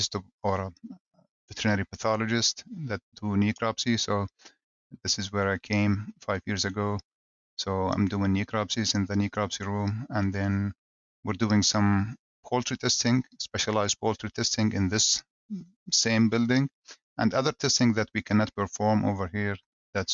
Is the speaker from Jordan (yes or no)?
yes; Jordan; moved away as an adult; also born or lived in Athens, Georgia, United States; now in Minnesota, United States; I grew up in Jordan, the Middle East, and my father was a chicken producer